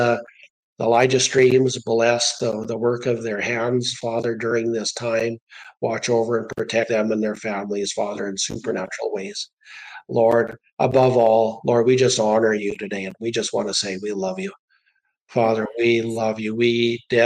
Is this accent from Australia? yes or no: no; Canada